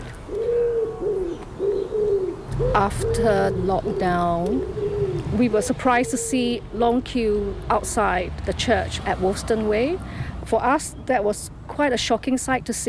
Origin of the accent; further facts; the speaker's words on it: Singapore; now in Cambridge, United Kingdom; I'm from Singapore